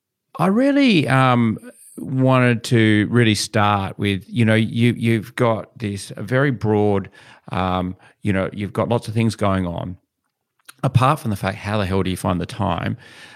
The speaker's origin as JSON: {"language": "English", "town": "Kojonup", "region": "Western Australia", "country": "Australia", "tie": "born or raised there", "said": "Where I grew up in Cajunup, my father, all around our house, top of a house, bottom of a house, is all rock walls."}